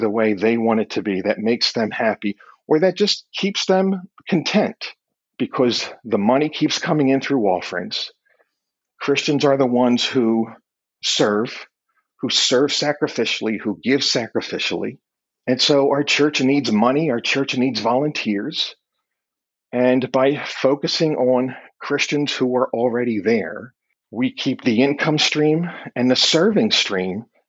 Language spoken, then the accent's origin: English; Philadelphia, Pennsylvania, United States; I'm from Philly